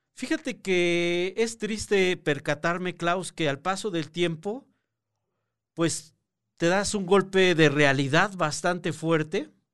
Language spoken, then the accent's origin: Spanish; Mexico